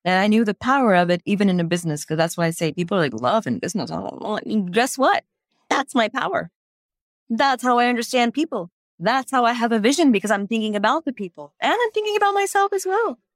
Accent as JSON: {"language": "English", "town": "Houston", "region": "Texas", "country": "United States", "tie": "born or raised there", "also_born_or_lived": "India", "said": "growing up in the United States, in Houston, Texas"}